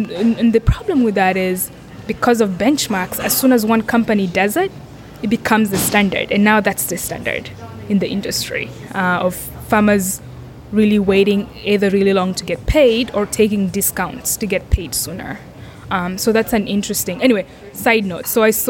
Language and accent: English; Kenya; So I grew up in Kenya, and I grew up on a coffee farm. So my grandfather was one of the first Kenyans to grow coffee.